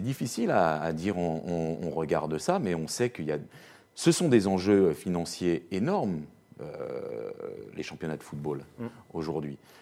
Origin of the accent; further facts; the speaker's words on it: France; je suis français